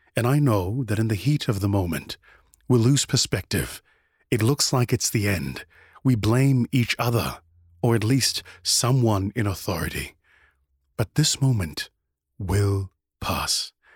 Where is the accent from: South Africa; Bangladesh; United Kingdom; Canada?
South Africa; my home country, South Africa